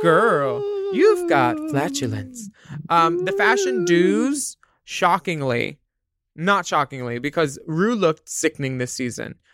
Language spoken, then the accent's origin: English; Philadelphia, Pennsylvania, United States; growing up in Philadelphia